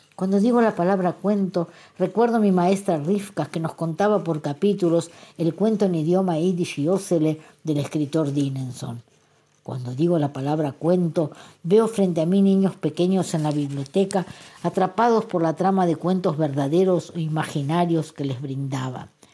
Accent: Argentina; now in Israel; nací en Argentina

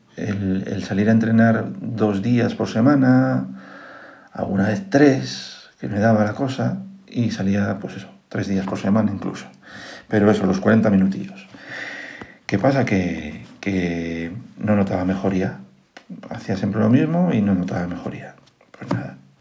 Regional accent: Asturias, Spain; moved away as an adult; now in Madrid, Spain; Yo soy un asturiano importado a Madrid, como digo yo, eh, mi mujer es madrileña y bueno, me vine a vivir para aquí hace ya unos cuantos años. 15, eh, para ser exactos, 15 años

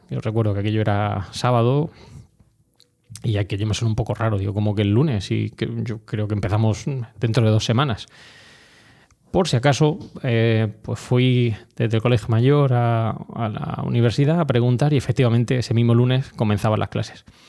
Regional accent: Orihuela, Valencian Community, Spain; moved away as an adult; also born or lived in Granada / Madrid; yo fui desde Orihuela, eh, mi ciudad em, no natal, pues sabes que soy granadino, pero bueno, realmente la ciudad donde he desarrollado toda mi infancia, donde he estado toda mi infancia

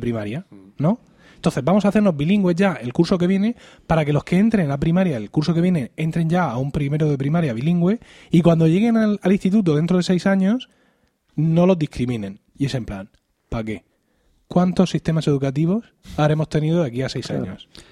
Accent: Murcia, Region of Murcia, Spain; also born or lived in Elche; Yo soy de aquí de Murcia

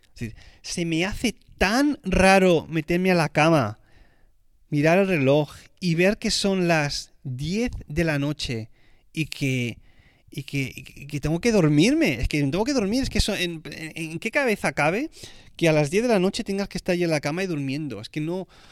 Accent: Spain; como español que soy

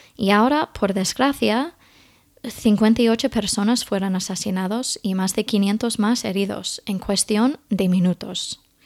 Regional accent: Indiana, United States; Spanish is a second language; moved away as an adult; now in Spain; Yo crecí en Indiana, un estado bastante rural, con granjas

